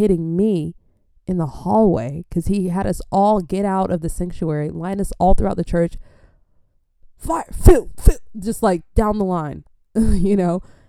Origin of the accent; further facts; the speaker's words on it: Adelaide, South Australia, Australia; I'm from Adelaide, Australia.